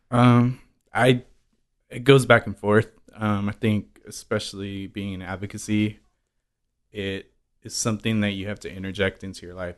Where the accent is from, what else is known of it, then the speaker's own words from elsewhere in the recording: San Francisco, California, United States; moved away as an adult; also born or lived in Queens, New York; I grew up in San Francisco until the last four years when I moved here